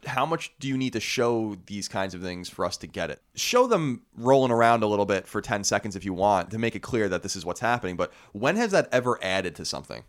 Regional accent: Long Island, New York, United States; I was born and raised in Long Island

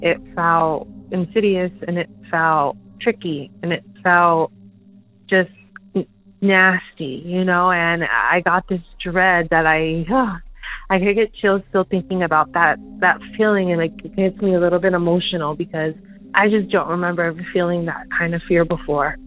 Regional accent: Tucson, Arizona, United States; I'm calling from Tucson, Arizona

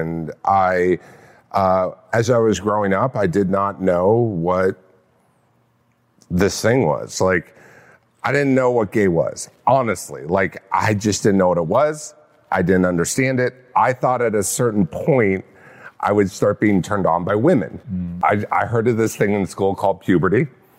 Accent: California, United States; Orange County.

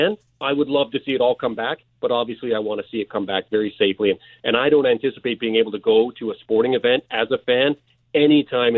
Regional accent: Canada; now in Miami, United States; I'm just a Canadian who lives down here

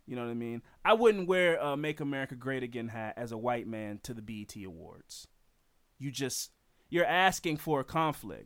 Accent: United States; in this country as an American

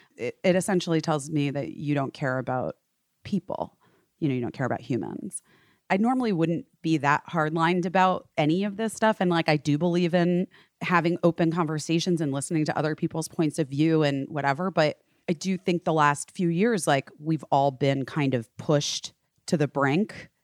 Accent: Arizona, United States; moved away; I grew up in Arizona.

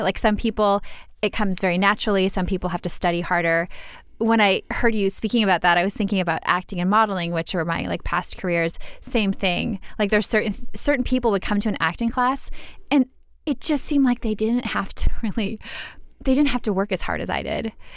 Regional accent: Minnesota, United States; I'm from Minnesota

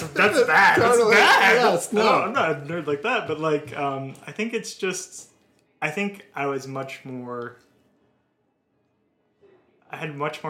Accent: Midwest, United States; I'm a Midwesterner

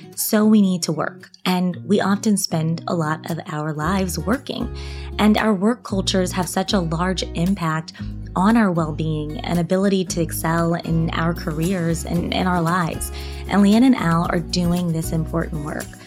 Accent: United States; being an American

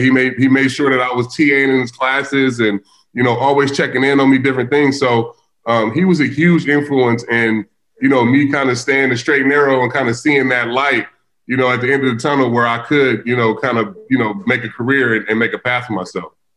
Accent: Vallejo, California, United States; I grew up in the hood. I grew up in Vallejo, California.

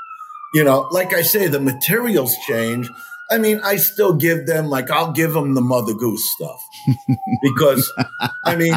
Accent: New York City, New York, United States; I'm from Brooklyn, New York

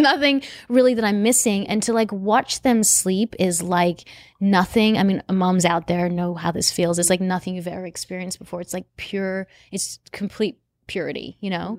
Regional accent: Australia; now in United States; I'm from Australia

